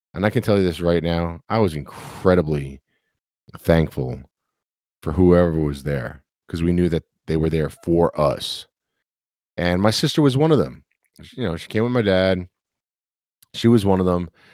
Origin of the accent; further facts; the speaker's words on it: New York City, New York, United States; growing up in New York City